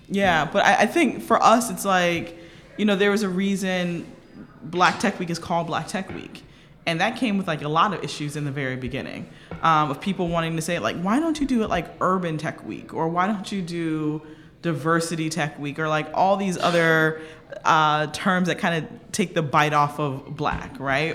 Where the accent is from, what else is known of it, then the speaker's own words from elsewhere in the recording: Delray Beach, Florida, United States; moved away; I'm originally from Delray Beach, Florida